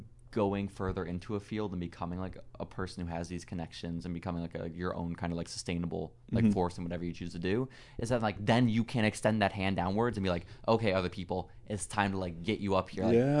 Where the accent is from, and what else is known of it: San Antonio, Texas, United States; born or raised there